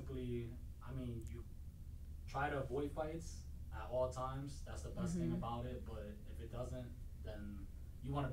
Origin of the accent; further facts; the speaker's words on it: New York, United States; I grew up in New York